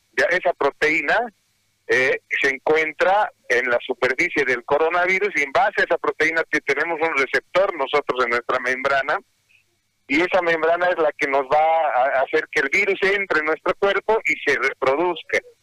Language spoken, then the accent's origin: Spanish; Bolivia; Nosotros como bolivianos